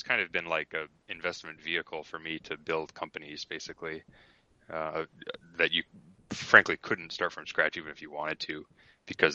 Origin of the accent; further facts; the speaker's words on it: Toronto, Ontario, Canada; moved away as an adult; also born or lived in Ithaca, New York; now in Bay Area, United States; I grew up in Toronto, went to Cornell